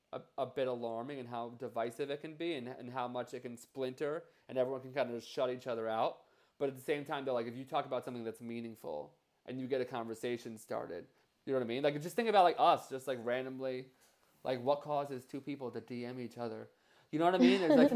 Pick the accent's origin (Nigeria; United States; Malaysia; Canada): United States; New Jersey; Oh, I'm from New Jersey, too.